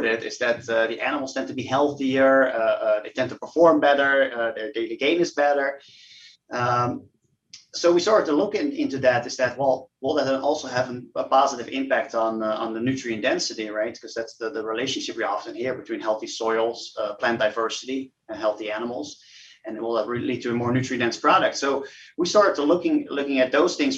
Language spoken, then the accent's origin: English; Netherlands; I'm from the Netherlands myself, and in Europe we produce artisanal cheeses